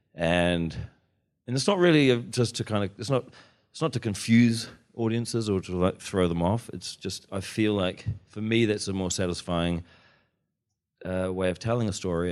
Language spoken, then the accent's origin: English; Wellington, New Zealand; when I was growing up in Wellington, in the eighties